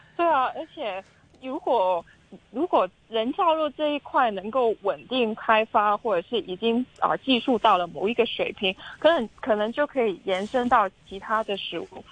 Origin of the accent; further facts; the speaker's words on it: Hong Kong; 我们香港人